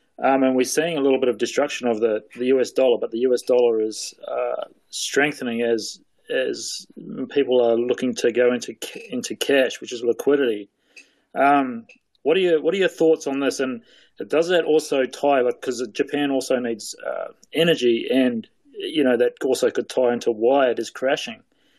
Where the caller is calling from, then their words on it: South Island, New Zealand; I'm calling from the bottom of New Zealand, in the South Island of New Zealand.